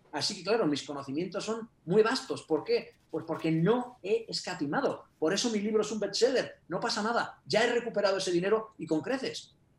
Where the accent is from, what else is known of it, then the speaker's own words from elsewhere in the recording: Castile and León, Spain; also born or lived in Japan; soy castellano, vivo en Burgos